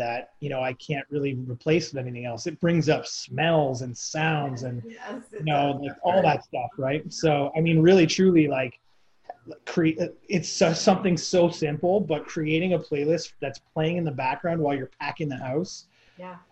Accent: near Toronto, Ontario, Canada; I grew up in near Toronto

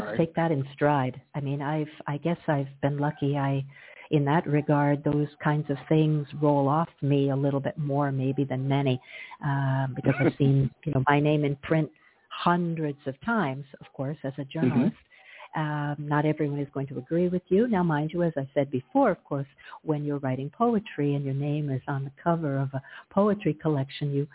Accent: Glastonbury, Connecticut, United States; also born or lived in Hartford, Connecticut / Toronto, Canada / Ottawa, Canada; now in Sint Maarten; I'm a New Englander born, and I grew up in Glastonbury, Connecticut

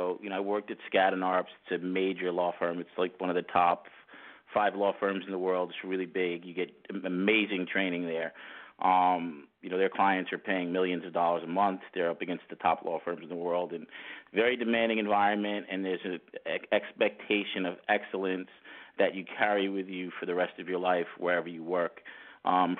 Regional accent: Great Neck, New York, United States; I'm from New York. I grew up in Long Island, New York, in a town called Great Neck.

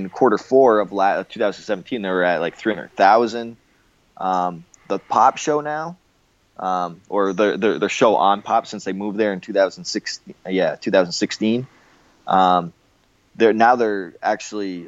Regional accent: Windsor, Ontario, Canada; moved away; my hometown of Windsor, Ontario, Canada

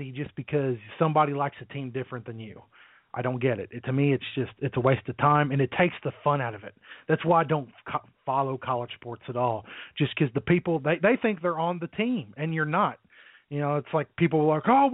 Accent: Middletown, Ohio, United States; I was raised in Middletown, which is about maybe 30 or so minutes outside of Cincinnati.

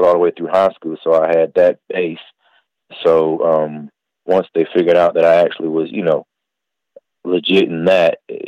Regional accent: North Carolina, United States; also born or lived in Queens, New York; I grew up in North Carolina

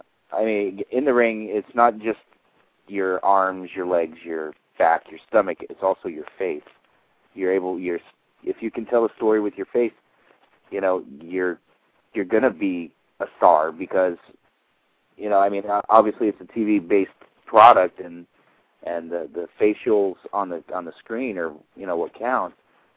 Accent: United States; we're American, we don't speak Japanese, or most of us don't.

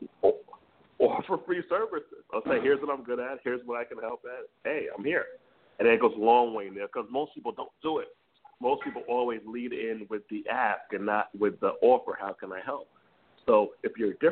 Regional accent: Jamaica; he's Jamaican, I'm Jamaican, so it's kind of an old school upbringing

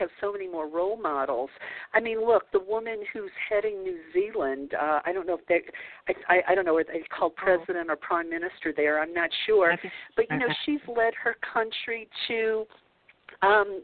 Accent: the South, United States; growing up in the South

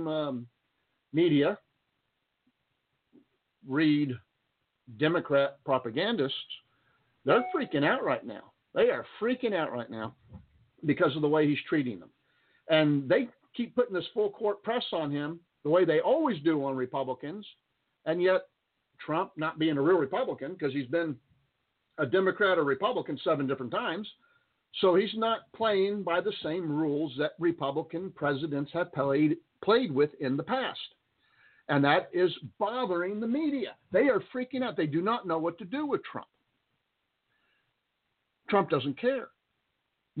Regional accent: Texas, United States; also born or lived in Roswell, New Mexico; I'm a Texan. I'm a Texan pure through and through. Wasn't born here, but I'm a Texan

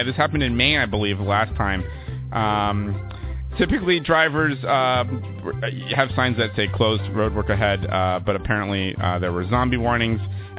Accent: Happy Valley, Massachusetts, United States; moved away as an adult; also born or lived in New York; I grew up in the Happy Valley, you know, the lesbian capital of the world, if you will.

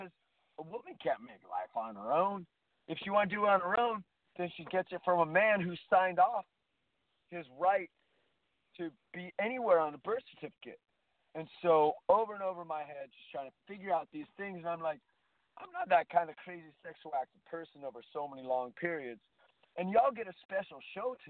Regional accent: California, United States; being a Californian

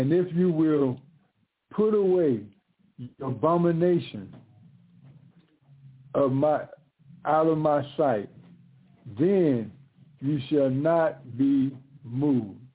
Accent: United States

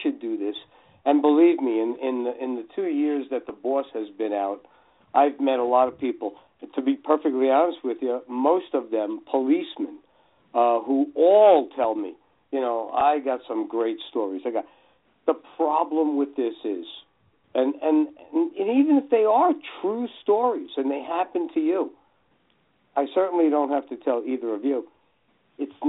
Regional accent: Hudson County, New Jersey, United States; also born or lived in Los Angeles; I was born and raised right outside of New York in Hudson County, New Jersey

